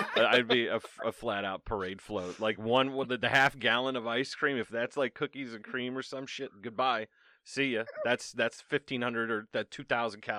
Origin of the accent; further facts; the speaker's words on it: Ireland; I'm Irish